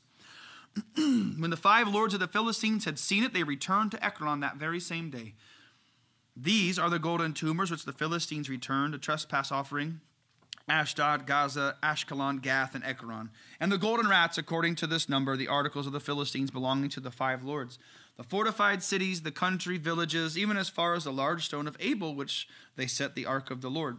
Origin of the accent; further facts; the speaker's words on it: Darlington, Indiana, United States; I grew up in Darlington, Indiana. It's a little suburb of Crawfordsville.